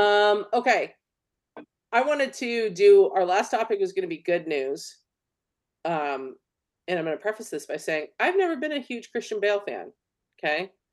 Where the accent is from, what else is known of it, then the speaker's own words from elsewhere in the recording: California, United States; as a Californian